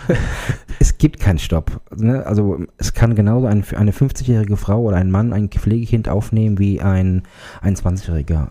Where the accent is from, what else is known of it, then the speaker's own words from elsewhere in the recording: Germany; Ich komme aus der Nähe von Altenstadt.